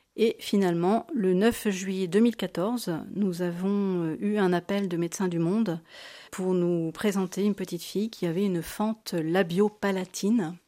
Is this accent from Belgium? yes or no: no; Blois, Centre-Val de Loire, France; also born or lived in Tours; je suis née à Blois, donc en 1971. J'ai fait mes études à Sainte-Marie-de-Blois, quasiment euh, de la maternelle à la terminale